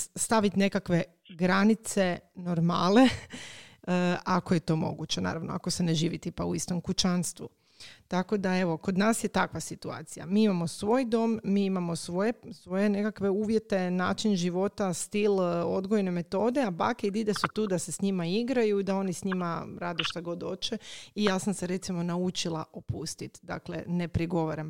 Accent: Croatia; kod nas u Hrvatskoj

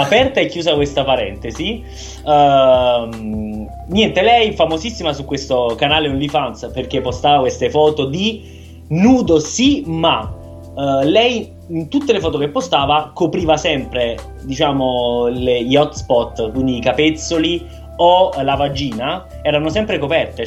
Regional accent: Milan, Lombardy, Italy; In qualità di milanesi

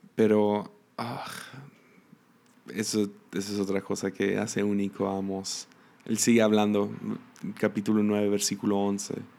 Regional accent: Mexico; como mexicanos

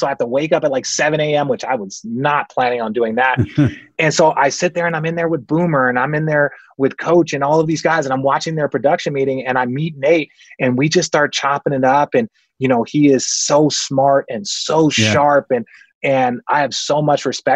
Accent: Phoenix, Arizona, United States; I grew up in Phoenix, Arizona

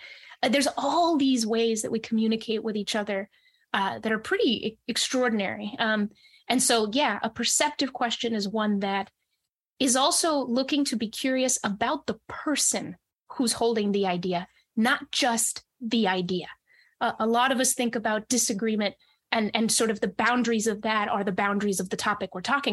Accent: New Hampshire, United States; also born or lived in Monterrey, Mexico; I grew up mostly in New Hampshire

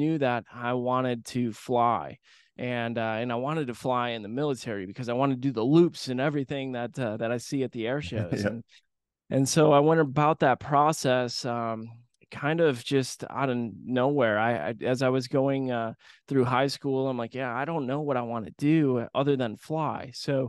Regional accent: Grand Rapids, Michigan, United States; But I grew up in Grand Rapids, Michigan, small Midwestern town, and I went to air shows as a kid with my dad and my grandfather.

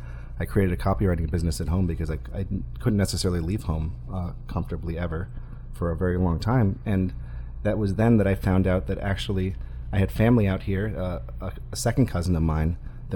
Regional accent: Massachusetts, United States; also born or lived in Florida; now in California, United States; I'm born and raised in Massachusetts. I was living in Florida at the time

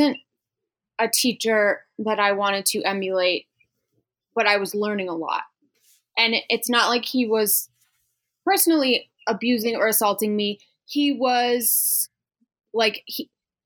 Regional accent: Loveland, Colorado, United States; moved away as an adult; also born or lived in Los Angeles; what a culture shock Los Angeles is after growing up on the Front Range in Colorado

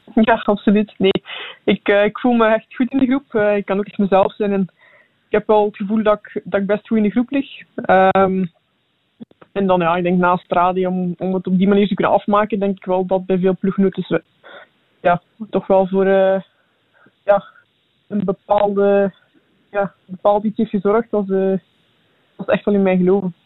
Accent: Belgium; als Belg

